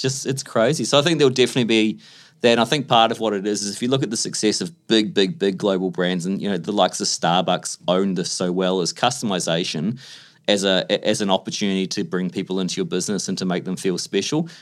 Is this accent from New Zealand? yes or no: no; Australia